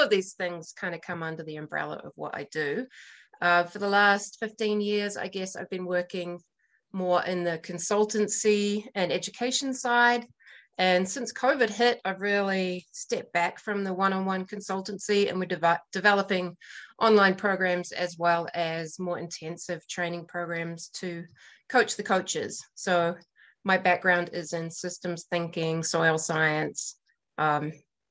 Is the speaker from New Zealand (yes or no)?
yes; New Zealand; now in Montana, United States; I'm the Kiwi in Montana.